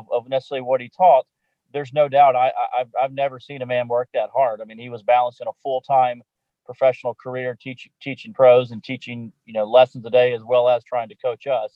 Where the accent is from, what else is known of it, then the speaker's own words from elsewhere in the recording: Memphis, Tennessee, United States; I grew up in Memphis, Tennessee, only child.